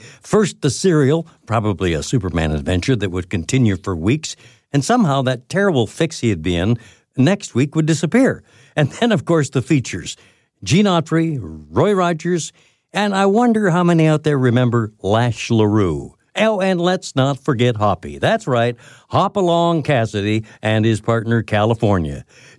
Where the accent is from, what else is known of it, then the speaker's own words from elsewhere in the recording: London, Ontario, Canada; back when I was a young kid growing up in London, Ontario